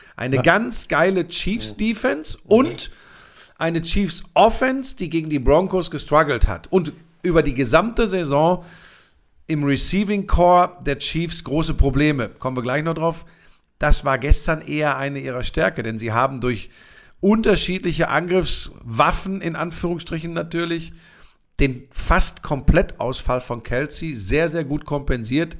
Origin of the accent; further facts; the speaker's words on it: Germany; bei uns in Deutschland